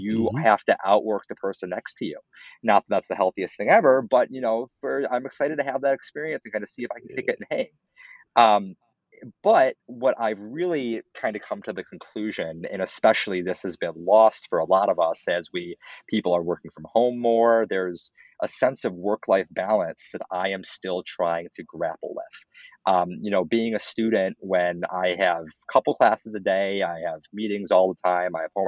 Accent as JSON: {"language": "English", "town": "Minneapolis", "region": "Minnesota", "country": "United States", "tie": "born or raised there", "also_born_or_lived": "Evanston, Illinois", "moved": "as an adult", "said": "I grew up in Minneapolis"}